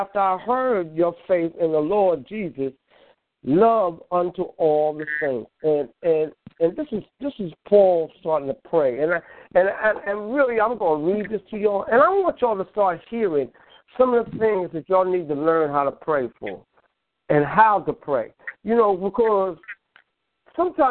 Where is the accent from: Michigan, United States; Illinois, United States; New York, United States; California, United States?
New York, United States; I'm from New York, but I used to come down south